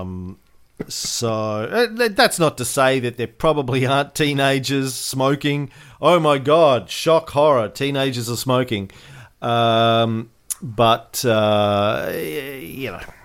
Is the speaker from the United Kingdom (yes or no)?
no; Australia; an Australian voting